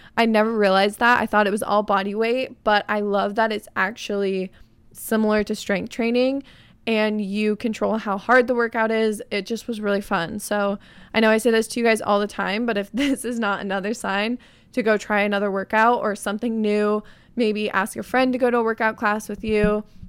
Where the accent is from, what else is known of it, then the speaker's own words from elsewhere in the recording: Arizona, United States; moved away; my hometown friends, going to Spin in Arizona